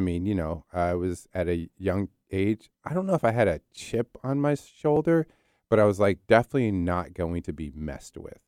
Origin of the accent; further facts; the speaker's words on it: New Jersey, United States; also born or lived in Philadelphia, Pennsylvania; I'm an East Coast guy. So I was born in Philly, Philly, Raised in South Jersey, Jersey